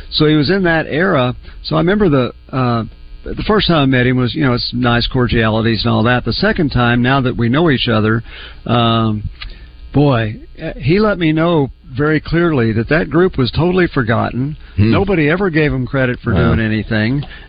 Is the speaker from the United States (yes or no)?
yes; Oklahoma, United States; now in Arkansas, United States; I grew up in Oklahoma.